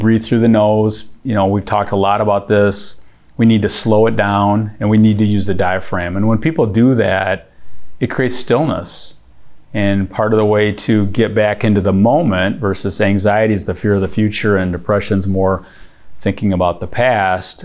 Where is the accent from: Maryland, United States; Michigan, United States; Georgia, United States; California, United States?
Michigan, United States; we're here from Michigan, with Verner's capital of the world